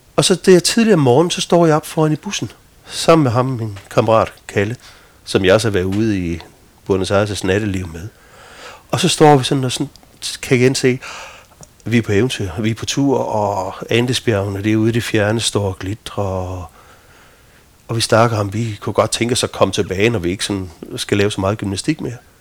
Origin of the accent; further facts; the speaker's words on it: Midtfyn, Southern Denmark, Denmark; jeg stammer fra Midtfyn